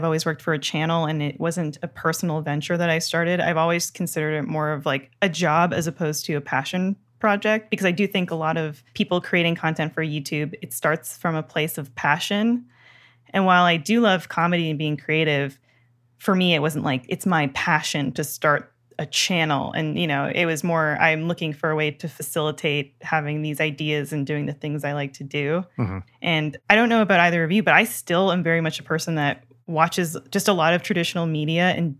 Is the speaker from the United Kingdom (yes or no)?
no; Toronto, Ontario, Canada; now in United States; I grew up in Toronto.